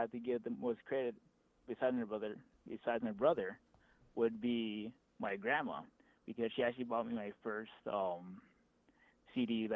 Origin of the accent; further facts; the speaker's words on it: Tuba City, Arizona, United States; moved away as an adult; also born or lived in Flagstaff, Arizona; now in Scottsdale, United States; I grew up in Tuba City. I lived there until I was about 18 or 19 years old, and then I moved out to Flagstaff for a few years